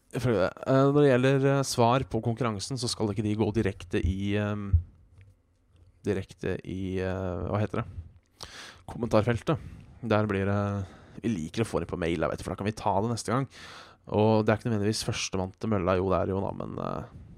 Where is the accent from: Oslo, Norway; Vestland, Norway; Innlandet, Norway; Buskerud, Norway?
Buskerud, Norway; Hønefoss; jeg kommer fra Hønefoss